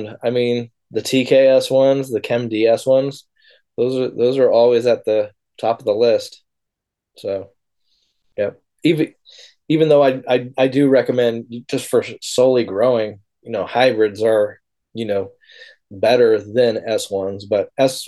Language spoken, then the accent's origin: English; Humboldt, California, United States; I grew up in Humboldt